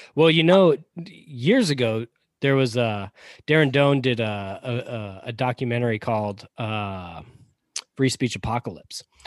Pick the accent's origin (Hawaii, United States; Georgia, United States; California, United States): Georgia, United States; accent: Southern; also born or lived in Pompano Beach, Florida; I grew up in Georgia, so Georgia's all I know.